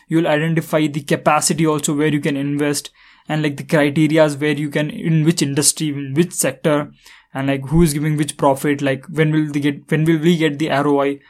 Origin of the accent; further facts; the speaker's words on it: India; I am from India